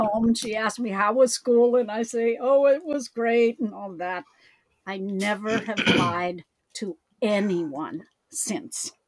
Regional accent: United States; I am Chinese American

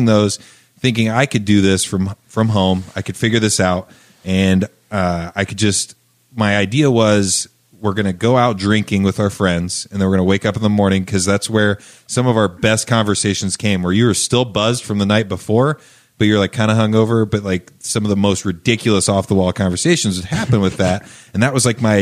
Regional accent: Charlottesville, Indiana, United States; also born or lived in New Palestine, Indiana; I moved from New Palestine, Indiana, to Charlottesville, Indiana.

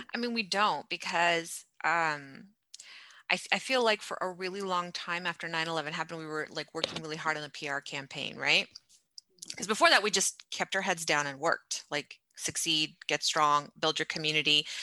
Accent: United States; when we were growing up in America

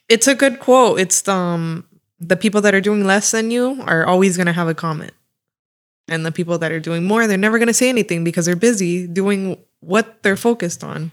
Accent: Fort Myers, Florida, United States; moved away as an adult; also born or lived in Panama City, Panama; now in Miami, United States; I moved here once I was a baby in Florida

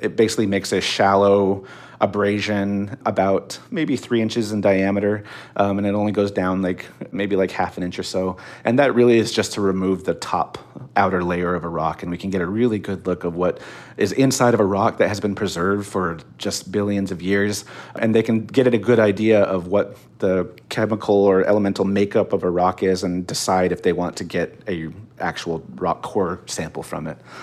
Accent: Northern Arizona, United States; now in Pasadena, United States; Growing up in Northern Arizona, it looked exactly like Mars

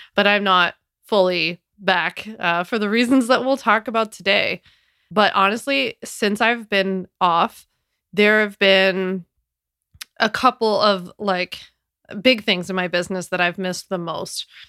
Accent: Philadelphia, Pennsylvania, United States; moved away as an adult; now in New York, United States; I'm from Philly, born and raised

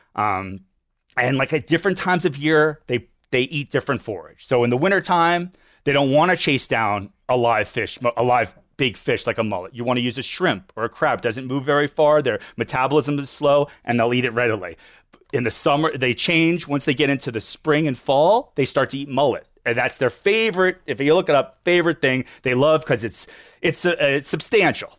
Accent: Fort Lauderdale, Florida, United States; Born and raised here in my, uh, South Florida, Fort Lauderdale

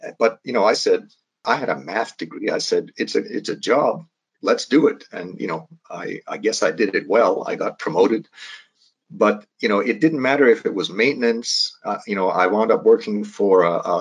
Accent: Calgary, Alberta, Canada; I'm from Calgary. I mean, I was raised on a farm outside of Calgary.

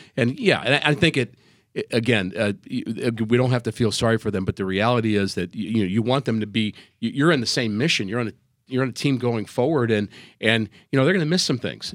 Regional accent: New York, United States; moved away as an adult; now in St. Louis, United States; I'm from New York

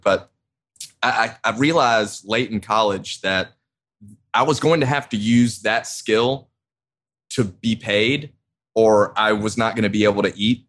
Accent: Augusta, Georgia, United States; also born or lived in Athens, Georgia; when I moved back to Augusta from college from the University

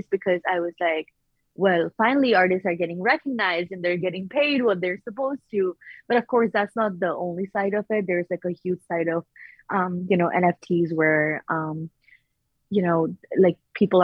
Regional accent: Pakistan; moved away; I'm originally from Pakistan

